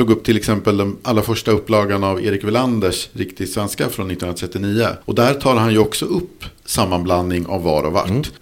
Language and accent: Swedish; Mälaren Valley, Sweden; jag kommer från Mälardalen och jag vet att jag tenderar att överanvända vart. Vilket är ganska vanligt från ja, det därifrån jag kommer.